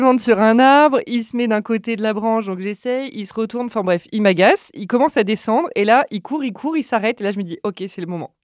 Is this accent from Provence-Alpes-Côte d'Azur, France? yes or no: yes; Cannes, Provence-Alpes-Côte d'Azur, France; moved away as an adult; now in Paris, France; Je viens de Cannes. Euh, parisienne depuis 15 ans